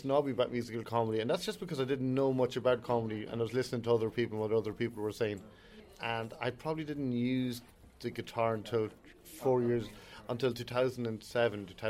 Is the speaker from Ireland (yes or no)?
yes; Ireland; we're such Irish people, we have such Catholic guilt